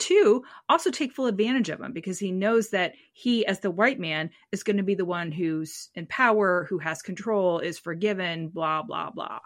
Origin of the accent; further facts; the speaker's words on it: United States; As an American